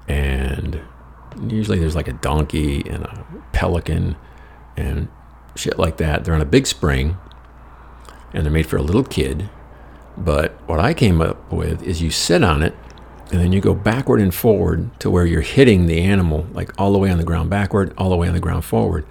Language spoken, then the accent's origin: English; Dimondale, Michigan, United States; moved away; Back in Lansing, in my hometown in Dumitton